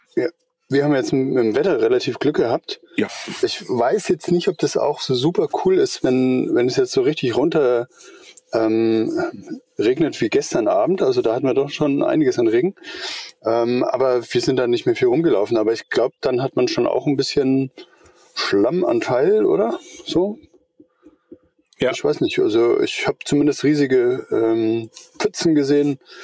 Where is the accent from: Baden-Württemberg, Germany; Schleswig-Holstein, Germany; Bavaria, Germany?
Schleswig-Holstein, Germany; Eutin; now in Middle Franconia, Germany; Ich wohne in Mittelfranken, bin aber überhaupt kein Mittelfranke. Ich bin ein Schleswig-Holsteiner. Ich komme äh, von der Ostsee drüben, von Eutin.